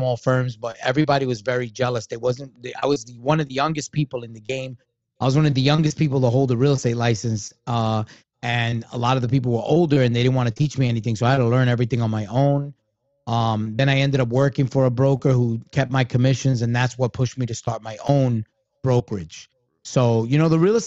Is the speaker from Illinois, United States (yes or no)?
no; New York City, New York, United States; also born or lived in Tampa Bay area; I grew up in Brooklyn